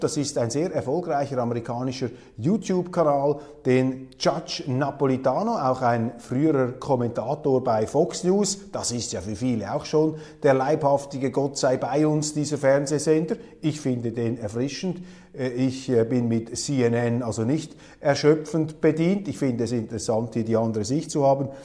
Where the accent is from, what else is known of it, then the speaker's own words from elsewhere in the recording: Switzerland; als Schweizer